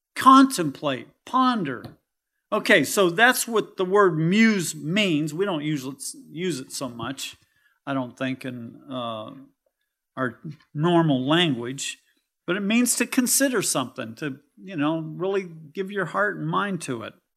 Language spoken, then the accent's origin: English; California, United States; now in Kentucky, United States; I'm from California